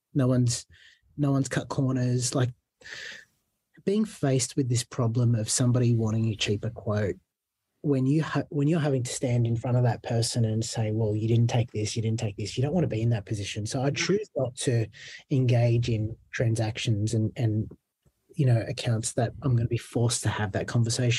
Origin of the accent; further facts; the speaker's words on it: Fairfield, New South Wales, Australia; I grew up in Fairfield